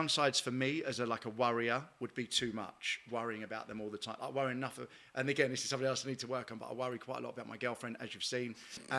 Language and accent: English; London, United Kingdom; From here, from